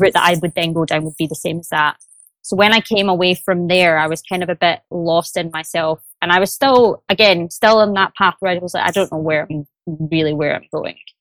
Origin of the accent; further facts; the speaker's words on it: Glasgow, Scotland, United Kingdom; accent: Glaswegian; now in London, United Kingdom; I'm originally from Glasgow, but I am based in London office, so which you might hear by the accent.